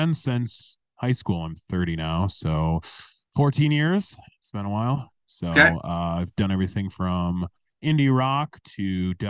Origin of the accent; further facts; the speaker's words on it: Racine, Wisconsin, United States; now in Milwaukee, United States; I've lived in Milwaukee for 8 years. I grew up in Racine